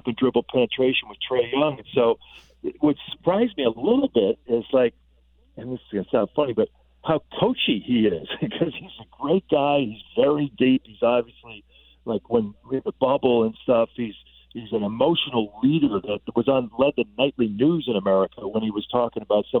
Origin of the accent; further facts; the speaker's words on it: Chicago, Illinois, United States; in our town in Chicago where we grew up, and I grew up in Illinois